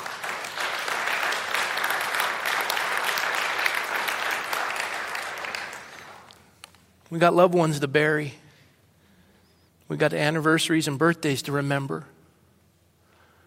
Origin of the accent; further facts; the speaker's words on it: Coronado, California, United States; my hometown in Coronado